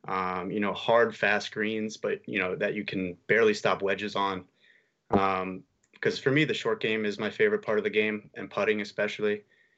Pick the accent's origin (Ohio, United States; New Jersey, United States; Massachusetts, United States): New Jersey, United States; Camden; we're golfers from Camden and we're actually pretty good too.